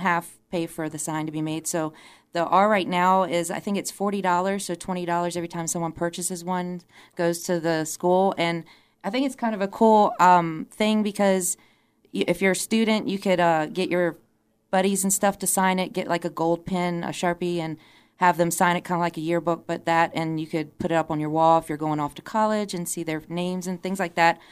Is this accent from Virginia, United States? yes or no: yes; Charlottesville, Virginia, United States; I'm originally from Charlottesville, so that's why a lot of you know me to be the U V A girl